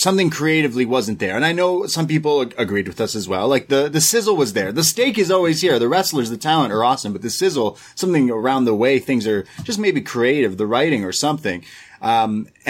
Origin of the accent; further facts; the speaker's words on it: Canada; I am Canadian.